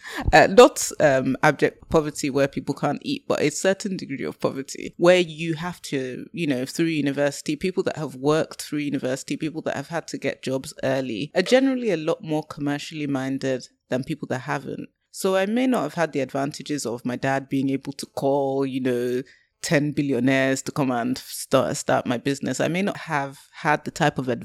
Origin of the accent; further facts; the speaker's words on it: Lowestoft, East of England, United Kingdom; moved away; I'm from Lowestoft. I grew up in Lowestoft.